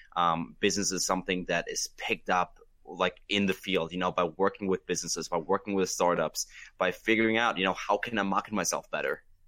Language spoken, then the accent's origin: English; Germany; now in United States; I was born and raised in Germany